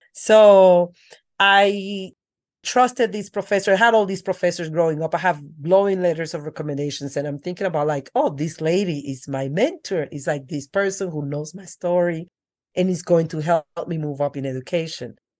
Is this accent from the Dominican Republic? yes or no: yes; Dominican Republic; accent: thick accent; English is a second language; moved away; I grew up in the Dominican Republic with my grandmother.